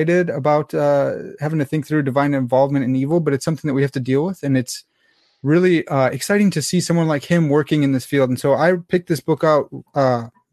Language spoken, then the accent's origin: English; United States; I'm American. I don't speak French